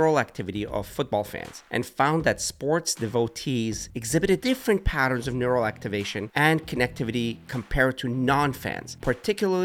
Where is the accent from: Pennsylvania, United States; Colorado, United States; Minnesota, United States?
Pennsylvania, United States; Pittsburgh; Growing up in Pittsburgh